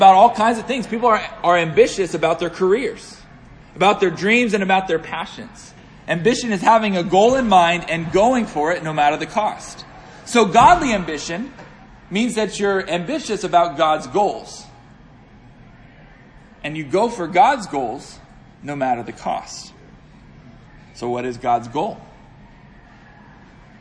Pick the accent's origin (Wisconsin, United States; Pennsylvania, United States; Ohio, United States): Pennsylvania, United States; Pittsburgh; also born or lived in Northern Virginia; I hail from Pittsburgh, Pennsylvania